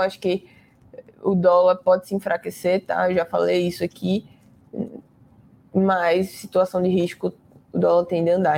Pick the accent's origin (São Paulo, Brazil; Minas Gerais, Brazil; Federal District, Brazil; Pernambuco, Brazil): Pernambuco, Brazil; Recife; eu sou de Recife